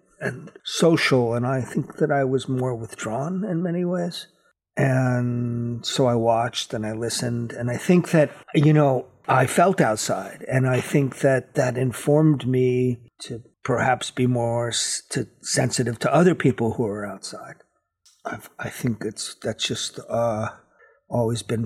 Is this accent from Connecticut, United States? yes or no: yes; New Haven, Connecticut, United States; I was born in New Haven, Connecticut